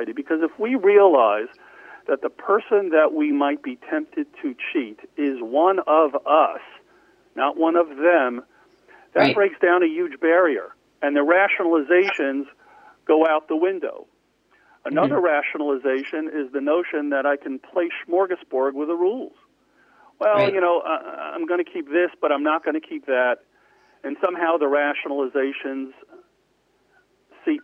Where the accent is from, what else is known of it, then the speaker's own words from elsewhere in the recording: New York City, New York, United States; also born or lived in Lawrence, New York; I was raised in New York in Far Rockaway in Queens